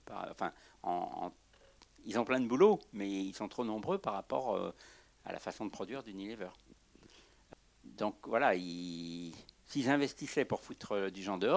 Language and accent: French; Brittany, France; Euh, je viens de Bretagne, là, j'étais quatre jours en projection en Bretagne.